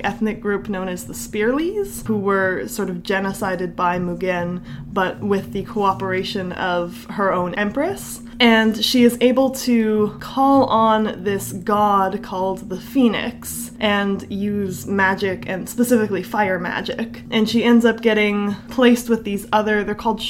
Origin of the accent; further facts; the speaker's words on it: Canada; We're Canadian